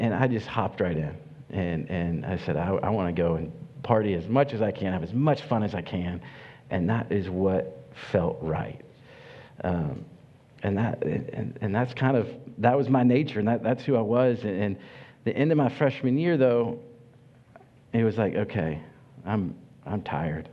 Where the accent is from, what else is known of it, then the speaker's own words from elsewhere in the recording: Kentucky, United States; I grew up in Kentucky on a horse farm